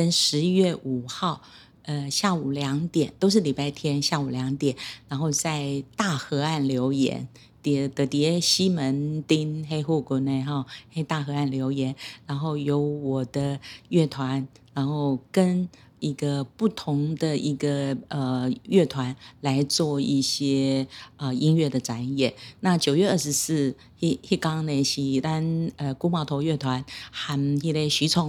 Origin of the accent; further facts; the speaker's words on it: Taiwan; first language Hakka; 所以，我想我我很幸运的。客语哦，成为我的母语。当然，台语因为生活在呃台湾这块土地，所以呢也参与学习了一些。